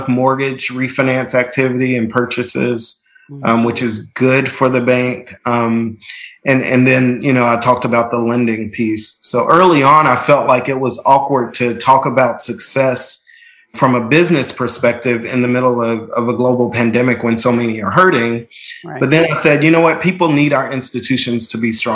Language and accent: English; Nashville, Tennessee, United States; I'm from Nashville. I'm a fifth generation Nashvillian. So my family has deep, deep roots in the community, went to public schools all the way through, graduated from Hume Fogg